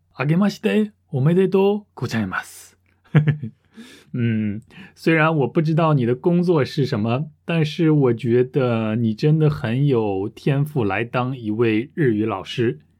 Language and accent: Chinese; Russia; Chinese is a second language; 我来自俄罗斯